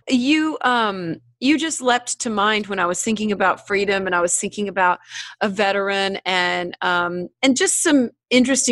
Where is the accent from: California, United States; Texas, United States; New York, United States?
Texas, United States; Killeen; I grew up in Killeen in an army town